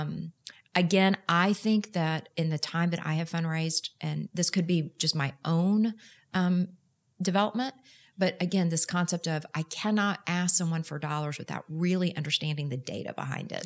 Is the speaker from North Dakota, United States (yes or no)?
no; Houston, Texas, United States; moved away as an adult; also born or lived in Austin; now in Dallas, United States; I am proud to say I'm a native Texan, but I grew up in Houston